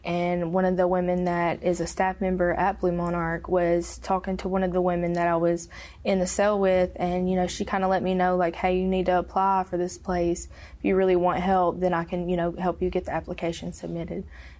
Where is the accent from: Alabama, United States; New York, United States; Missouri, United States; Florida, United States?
Alabama, United States; also born or lived in Tennessee; I'm originally from Alabama, but in my addiction, I hopped from state to state. And I lived in Tennessee whenever I was 16 with my mom.